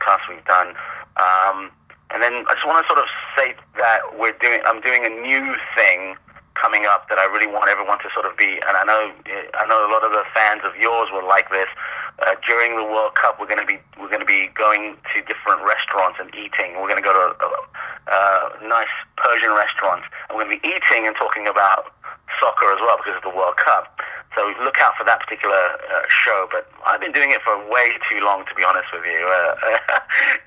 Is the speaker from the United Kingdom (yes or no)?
yes; Wimbledon, London, United Kingdom; I'm from Wimbledon. So my team when I was younger, by geography, was AFC Wimbledon